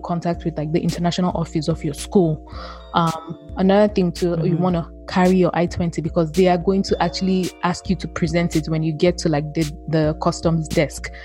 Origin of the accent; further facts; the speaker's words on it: Nigeria; moved away as an adult; now in United States; I am from Nigeria